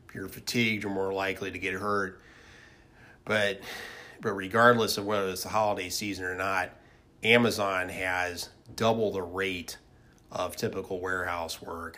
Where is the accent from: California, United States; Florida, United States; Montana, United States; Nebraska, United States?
Nebraska, United States; Lincoln; my hometown of Lincoln, Nebraska